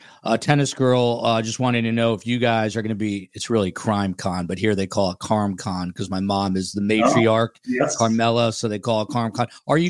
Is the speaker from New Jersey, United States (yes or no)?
yes; New Jersey, United States; I'm from Jersey.